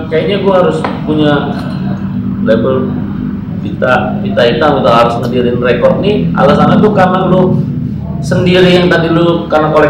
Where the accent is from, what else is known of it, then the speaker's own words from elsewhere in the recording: Jakarta, Indonesia; besar di Jakarta Selatan